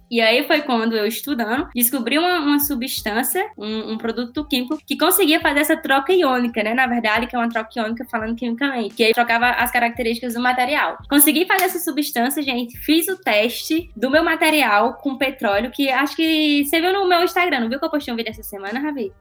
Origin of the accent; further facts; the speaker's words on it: Northeast Region, Brazil; accent: nordestino; moved away; eu tinha muito sotaque nordestino. Eu ainda tenho